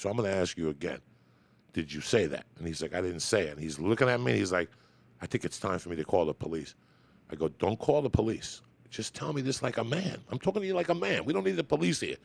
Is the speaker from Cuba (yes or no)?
yes; Cuba; moved away; I was born in Cuba